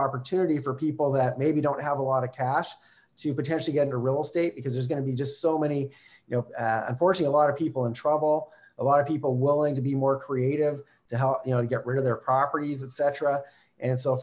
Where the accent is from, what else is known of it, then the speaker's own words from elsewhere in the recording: Calgary, Alberta, Canada; I'm from Calgary